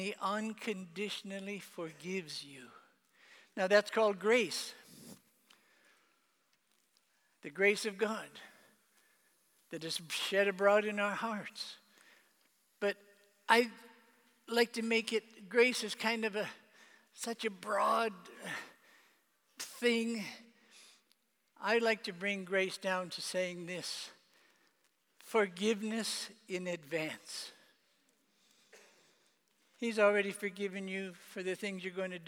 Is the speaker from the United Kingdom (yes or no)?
no; Canada; moved away; I was made Father of the Year in my hometown in Canada